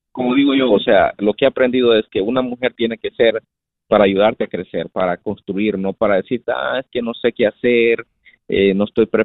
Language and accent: Spanish; El Salvador; moved away as an adult; now in United States; mi casa en mi país, en El Salvador.